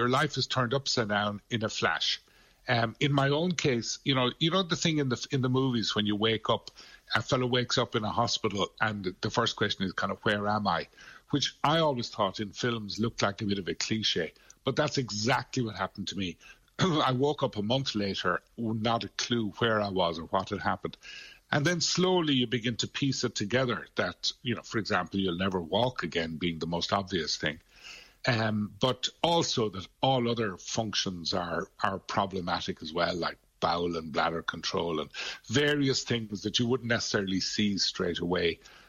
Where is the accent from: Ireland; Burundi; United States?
Ireland; Glin, Munster; Yeah, I'm a Limerick native. I'm from Glynn, way out the west of the county